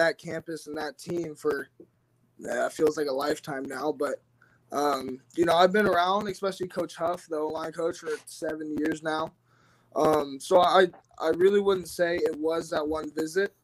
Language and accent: English; Ferndale, Washington, United States; I'm from Ferndale, which has a rich Husky, you know, kind of legacy